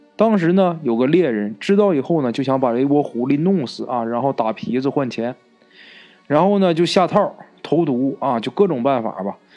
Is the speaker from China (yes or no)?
yes; Northeast China, China; accent: Northeastern; 咱们东北话啊，就是外婆的意思